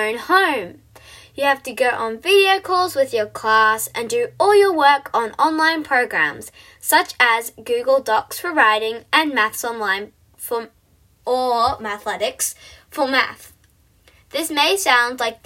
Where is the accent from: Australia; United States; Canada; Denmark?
Australia; I am an Aussie